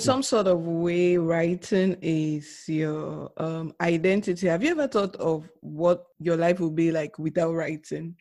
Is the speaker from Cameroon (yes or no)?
yes; Cameroon; moved away; those of us who are coming from Africa or oh, let me say Cameroon, where we normally don't ask those questions